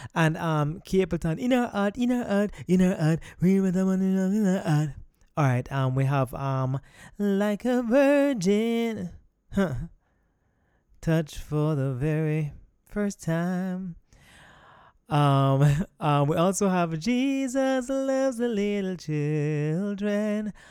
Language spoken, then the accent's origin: English; Kingston, Jamaica; grew up in Kingston, but my parents are from West Midlands